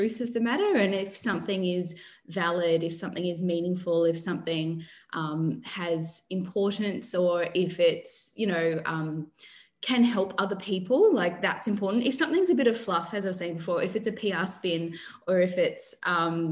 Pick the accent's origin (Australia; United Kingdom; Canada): Australia; Mildura, Victoria; now in Sydney, Australia; I grew up in Mildura, which is a rural town